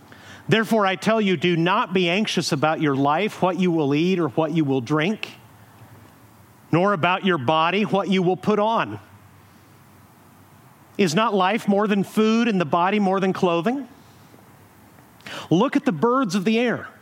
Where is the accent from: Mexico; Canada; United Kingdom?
Mexico; now in Huntington Beach, United States; growing up in Mexico